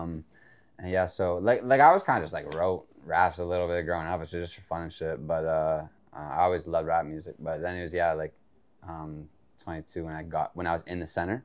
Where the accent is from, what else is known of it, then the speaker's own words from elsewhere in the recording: Mississauga, Ontario, Canada; I grew up in Meadowvale, Mississauga, MDV